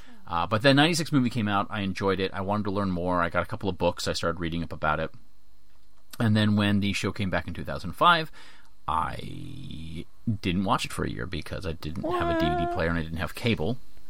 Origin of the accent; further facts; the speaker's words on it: United States; because I grew up in the States. No one in my town knew what Doctor Who was.